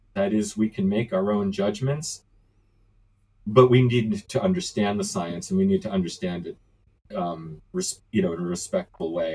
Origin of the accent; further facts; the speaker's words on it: New York City, New York, United States; I was born and raised in New York City